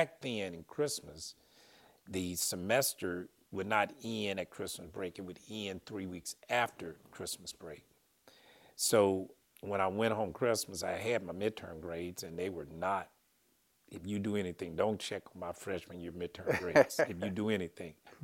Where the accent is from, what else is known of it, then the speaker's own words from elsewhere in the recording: Pine Bluff, Arkansas, United States; I grew up in Pine Bluff, Arkansas